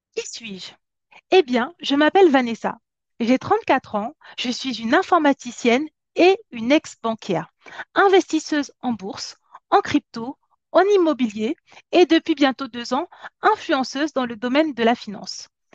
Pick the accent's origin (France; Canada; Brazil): France; also born or lived in Cameroon; Je suis née en Afrique, je suis venue en France, j'avais 8 ans